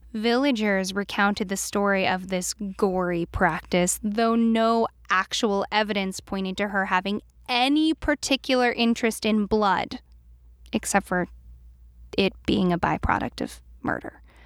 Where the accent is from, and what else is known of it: East Coast, United States; born or raised there